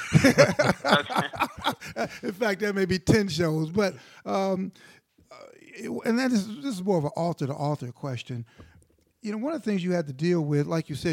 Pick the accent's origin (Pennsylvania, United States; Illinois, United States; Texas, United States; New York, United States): Illinois, United States; Chicago; I grew up in Chicago